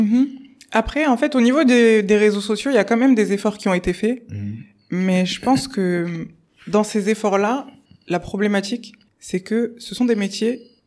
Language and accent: French; Bordeaux, Nouvelle-Aquitaine, France; also born or lived in England; de Bordeaux, c'est là où je suis née, c'est là où j'ai grandi, fait mes études, etc.